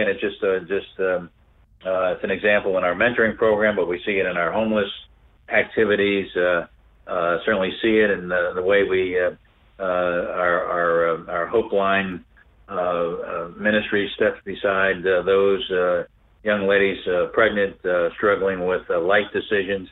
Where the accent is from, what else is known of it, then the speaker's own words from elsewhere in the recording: Philadelphia, Pennsylvania, United States; also born or lived in South Africa; a church in Philadelphia, my hometown.